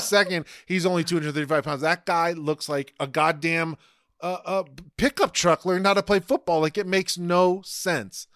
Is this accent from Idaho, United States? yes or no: no; New York, United States; As a New Yorker